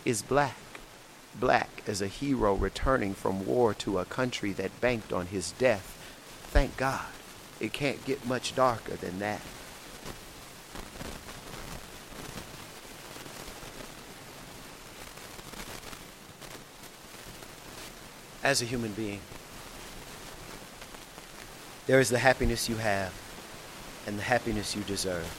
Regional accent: Shreveport, Louisiana, United States; moved away as an adult; also born or lived in New Orleans, Louisiana / Houston, Texas / San Diego, California; I'm originally from Shreveport, Louisiana, and I grew up there till I would say 18

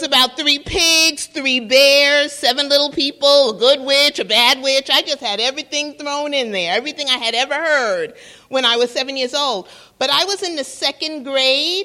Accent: New York, United States; I'm from New York

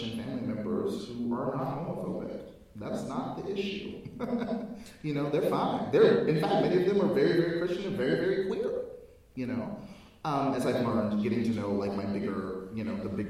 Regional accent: United States; I'm African American as apple pie and lynching.

